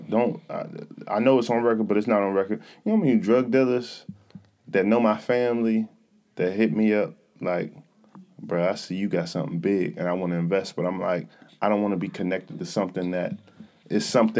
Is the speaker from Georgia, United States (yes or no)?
yes; Atlanta, Georgia, United States; I grew up in Atlanta.